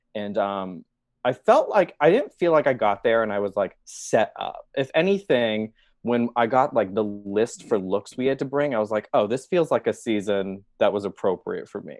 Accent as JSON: {"language": "English", "town": "Boston", "region": "Massachusetts", "country": "United States", "tie": "born or raised there", "moved": "as an adult", "lives_now": "Chicago, United States", "said": "I grew up in Boston and New England"}